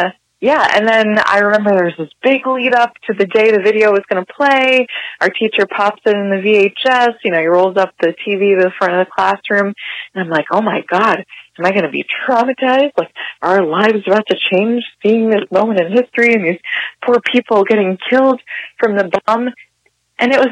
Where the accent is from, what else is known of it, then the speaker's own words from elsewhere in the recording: Hamilton, New Jersey, United States; also born or lived in Trenton; now in Montclair, United States; I grew up in Hamilton, New Jersey, born in Trenton, raised in Hamilton, and I'm now in Montclair